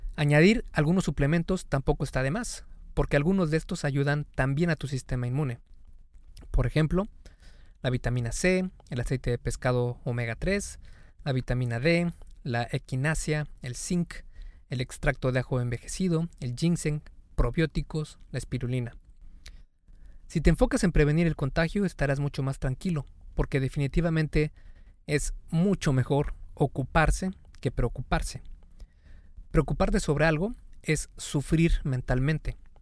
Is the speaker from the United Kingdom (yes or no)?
no; Mexico; En México, el país de donde yo soy